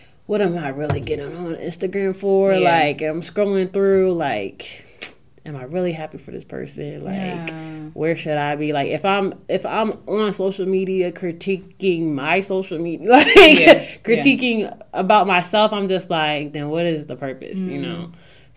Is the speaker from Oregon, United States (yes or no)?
no; Newark, Delaware, United States; I'm this girl from Newark, Delaware